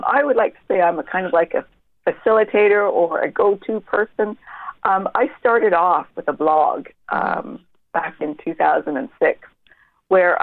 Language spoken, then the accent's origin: English; Canada; now in Dublin, Ireland; I'm from Canada.